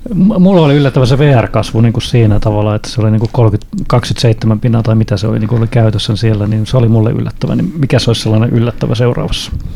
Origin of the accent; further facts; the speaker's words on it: Honkajoki, Satakunta, Finland; mä oon pieneltä paikkakunnalta kotoisin, alle 2000 hengen paikkakunnalta Honköylältä